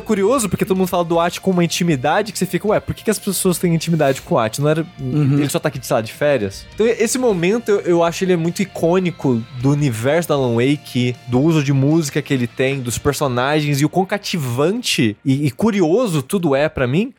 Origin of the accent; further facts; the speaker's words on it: Queluz, São Paulo, Brazil; Tem uma cidade do lado de Queluz, que é minha cidade natal, que é colônia finlandesa